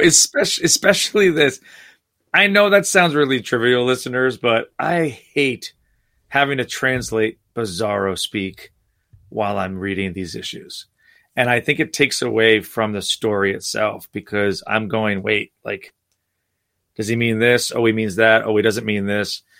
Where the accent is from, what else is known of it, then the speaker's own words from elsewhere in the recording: New Jersey, United States; I grew up in New Jersey